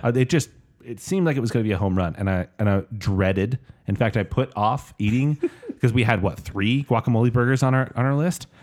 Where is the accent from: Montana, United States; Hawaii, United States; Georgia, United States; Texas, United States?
Hawaii, United States; I'm Hawaiian